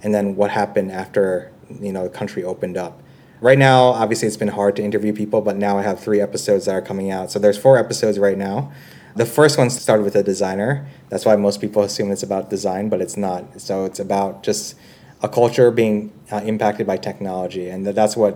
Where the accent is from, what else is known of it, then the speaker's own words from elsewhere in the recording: New York City, New York, United States; moved away as an adult; also born or lived in San Francisco / China / Vietnam; now in Singapore; I'm originally from New York City